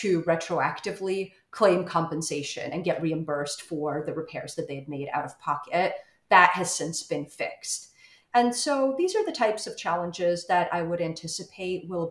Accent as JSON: {"language": "English", "country": "Ukraine", "said": "my home country of Ukraine"}